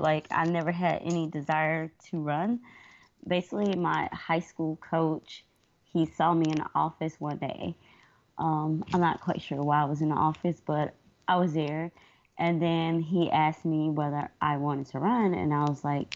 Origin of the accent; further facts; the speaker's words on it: Atlanta, Georgia, United States; now in Columbia, United States; I'm originally from Atlanta, Georgia